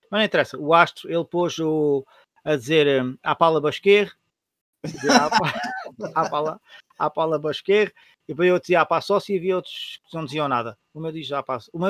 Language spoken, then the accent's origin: Portuguese; Setúbal, Portugal; quando disse, sou de Setúbal